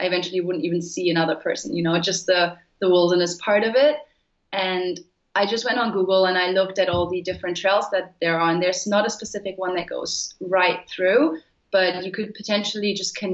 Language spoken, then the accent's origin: English; Germany; I'm from Germany